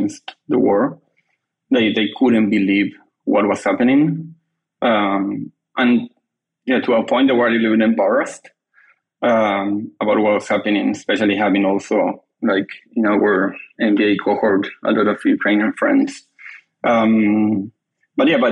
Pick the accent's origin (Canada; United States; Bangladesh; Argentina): Argentina; moved away as an adult; now in London, United Kingdom; I'm originally from Argentina, but I have been living in London the last 2 years.